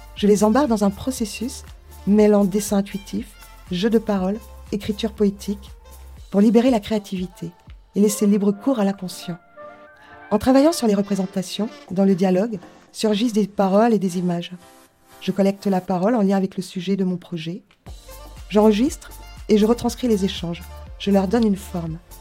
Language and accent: French; Kaysersberg, Grand Est, France; J'ai grandi à Kaisersberg, ville natale du docteur Albert Schweizer